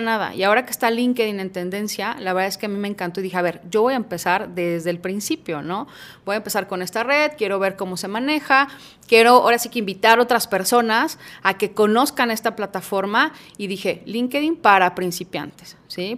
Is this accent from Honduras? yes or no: no; Guadalajara, Jalisco, Mexico; also born or lived in Puebla; aquí en Guadalajara solamente nos venimos mis papás y yo desde muy chiquitos, yo tenía cuatro años